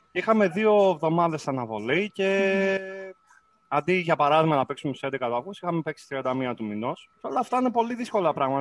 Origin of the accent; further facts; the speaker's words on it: Kavala, Eastern Macedonia and Thrace, Greece; moved away as an adult; also born or lived in Corfu; Εγώ γεννήθηκα στην Καβάλα, στην πόλη της Καβάλα